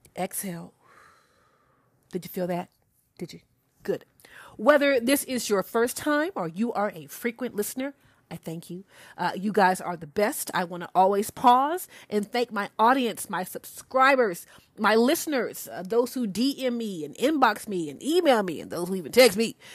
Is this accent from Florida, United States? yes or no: no; Alabama, United States; I'm a true Southern Belle, y'all. I'm from Alabama